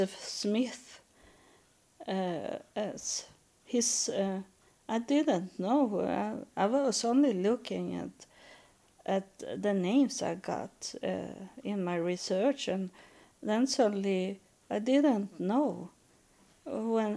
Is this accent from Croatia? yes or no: no; Sweden; I live in Sweden. I grew up in Sweden. I know my country